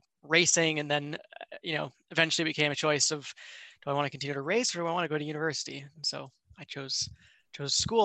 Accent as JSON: {"language": "English", "town": "Vancouver", "region": "British Columbia", "country": "Canada", "tie": "born or raised there", "said": "I grew up in Vancouver, Canada"}